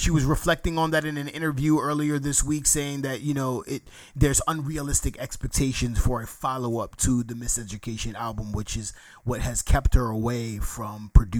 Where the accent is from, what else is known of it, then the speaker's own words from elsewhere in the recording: New York, United States; No, I'm born and raised in New York.